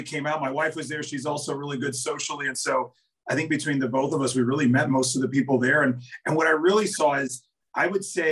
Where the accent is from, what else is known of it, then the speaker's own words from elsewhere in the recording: New York, United States; born and raised in New York and spent most of my career here, you know, in New York